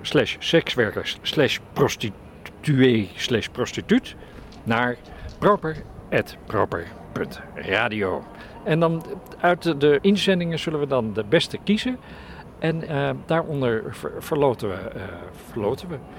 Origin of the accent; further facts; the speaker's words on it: Amsterdam, North Holland, Netherlands; wij als Amsterdammers